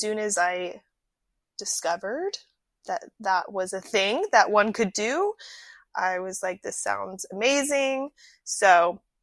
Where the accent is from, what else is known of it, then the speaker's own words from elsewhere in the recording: Atlantic Beach, Florida, United States; moved away as an adult; also born or lived in Asheville, North Carolina; I am originally from Atlantic Beach, Florida. I was born and raised there